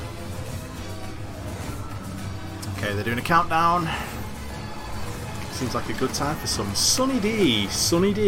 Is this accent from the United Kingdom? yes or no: yes; United Kingdom; there's a lot of good things about being British.